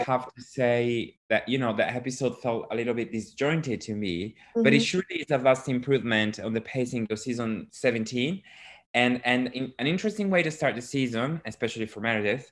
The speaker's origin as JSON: {"language": "English", "region": "Sicily", "country": "Italy", "said": "I'm from Sicily"}